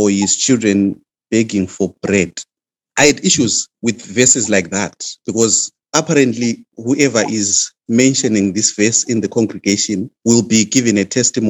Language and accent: English; Zimbabwe; moved away; I come from Zimbabwe